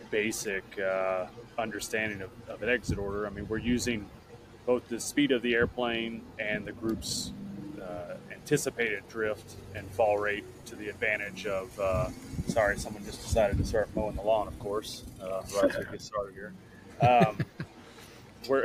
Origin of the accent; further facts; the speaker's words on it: Texas, United States; Outside of Dallas. Yeah.